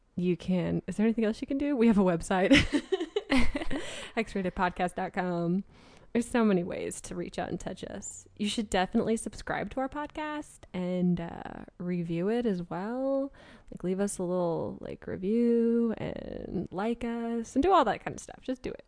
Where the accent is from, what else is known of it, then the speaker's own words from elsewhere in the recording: West Coast, United States; I grew up on the West Coast